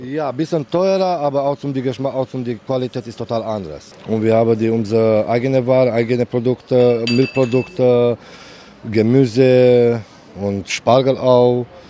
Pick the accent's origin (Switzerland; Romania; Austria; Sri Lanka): Romania; German is a second language; now in Hamburg, Germany; Ich komme aus Rumänien.